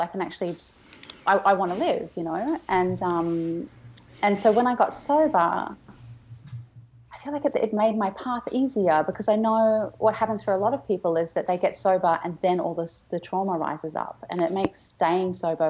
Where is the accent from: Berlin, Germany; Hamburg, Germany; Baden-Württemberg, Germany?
Berlin, Germany; I'm Berliner.